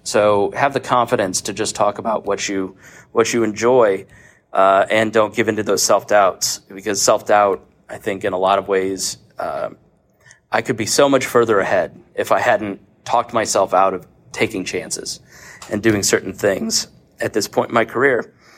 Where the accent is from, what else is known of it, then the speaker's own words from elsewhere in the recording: Plainfield, Indiana, United States; moved to Plainfield, Indiana, where I grew up